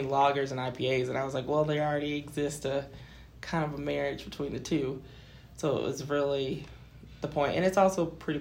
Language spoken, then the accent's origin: English; Atlanta, Georgia, United States; moved away as an adult; now in Greenville, United States; I'm from Atlanta